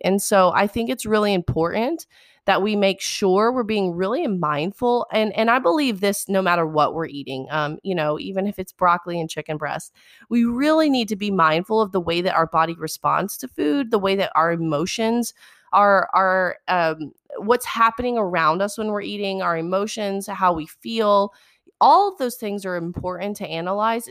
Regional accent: South Mississippi, United States; I grew up in South Mississippi

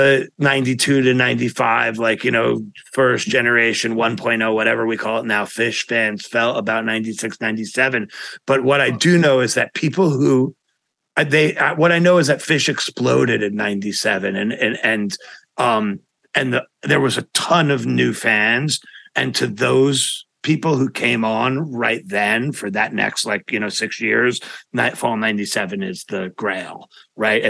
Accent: New York City, New York, United States; I'm from Manhattan, And I went to jazz school in Manhattan

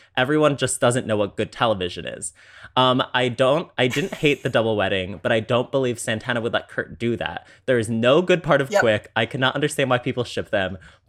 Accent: Yorkshire and the Humber, United Kingdom; accent: Yorkshire; Also, I'm British and I have a Yorkshire accent, so that's fun, I guess.

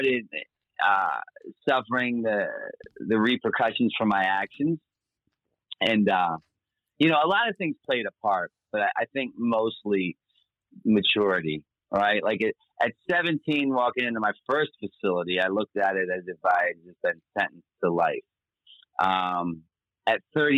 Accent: Baltimore, Maryland, United States; born and raised in Baltimore, Maryland

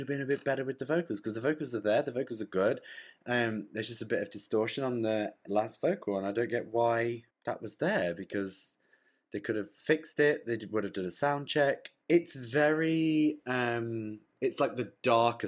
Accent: England, United Kingdom; I'm English as well. I don't talk like this like American stuff

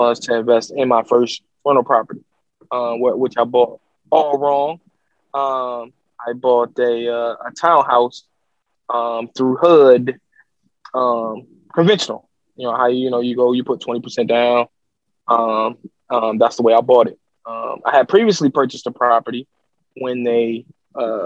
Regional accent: Detroit, Michigan, United States; I'm from Detroit

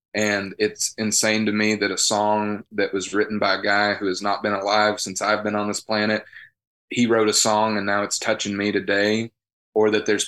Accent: the South, United States; born there; Country is my favorite, and that's not because I was born in the South.

